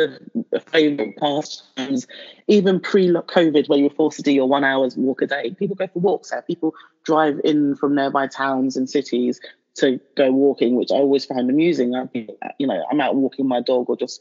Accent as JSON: {"language": "English", "region": "London", "country": "United Kingdom", "tie": "born or raised there", "also_born_or_lived": "Nigeria", "moved": "as an adult", "lives_now": "Hertfordshire, United Kingdom", "said": "I still see myself as a Londoner. It's ingrained in my DNA now. It's my formative years. That's where I was."}